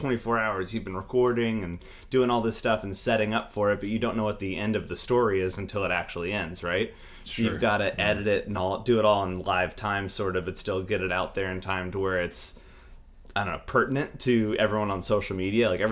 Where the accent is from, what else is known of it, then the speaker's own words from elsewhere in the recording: Los Angeles, California, United States; moved away as an adult; now in Indiana, United States; So I'm from Los Angeles, California, kind of the Santa Monica, Malibu area originally, but grew up just sort of surfing, skateboarding, doing the regular stuff around there